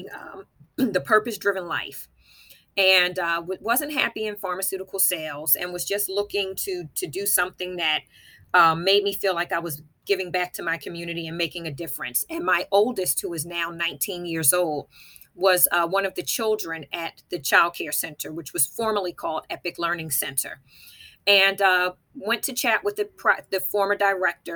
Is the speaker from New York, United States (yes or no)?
no; East Orange, New Jersey, United States; also born or lived in Camden County, New Jersey; born and raised in East Orange, New Jersey.